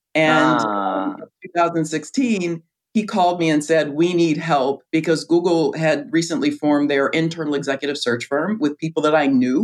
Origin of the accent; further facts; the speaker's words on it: Riverside, California, United States; moved away as an adult; also born or lived in Chicago; I grew up in Riverside, California.